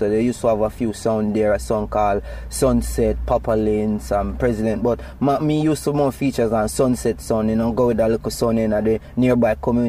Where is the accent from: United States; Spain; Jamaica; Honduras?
Jamaica; Springfield, Saint Mary; you know. I was born in St. Mary in a little district called Springfield, you know, along Guys Hill.